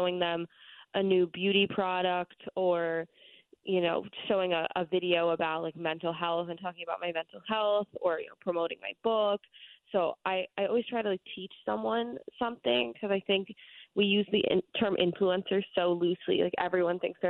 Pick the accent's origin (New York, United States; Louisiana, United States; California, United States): New York, United States; New York City; I grew up in New York City